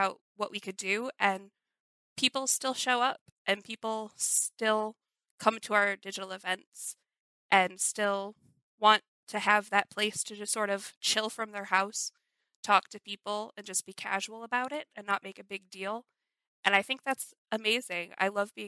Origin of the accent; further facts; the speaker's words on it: Chicago, Illinois, United States; I'm from Chicago